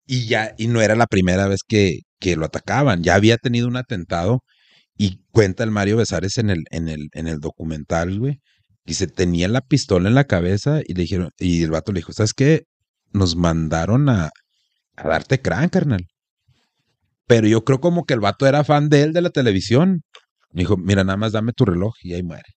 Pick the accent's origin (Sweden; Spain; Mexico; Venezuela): Mexico; Como mexicanos